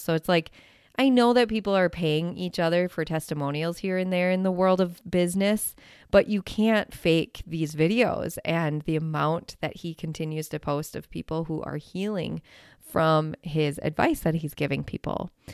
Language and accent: English; Wisconsin, United States; I am from Wisconsin